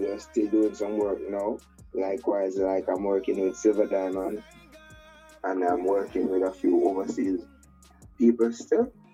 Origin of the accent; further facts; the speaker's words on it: Manchester Parish, Jamaica; moved away; also born or lived in Westmoreland, Jamaica / Kingston, Jamaica; I was born in Westmoreland, grew up in Manchester